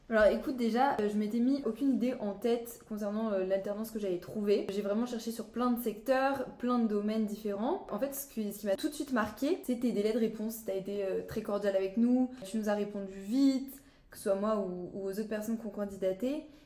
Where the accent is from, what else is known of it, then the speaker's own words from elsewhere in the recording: Saint-Malo, Brittany, France; de Saint-Malo, j'ai passé mon bac général là-bas.